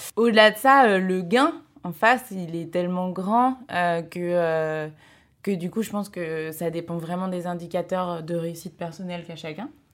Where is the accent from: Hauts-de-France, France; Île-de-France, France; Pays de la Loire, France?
Pays de la Loire, France; moved away; j'ai décidé de faire ma césure euh, chez moi, dans le Maine-et-Loire